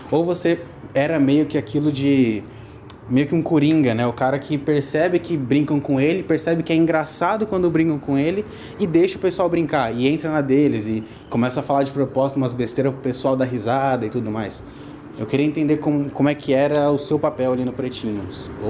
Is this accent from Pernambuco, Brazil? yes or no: no; São Paulo, Brazil; eu sou aqui de São Paulo, tenho só 20 anos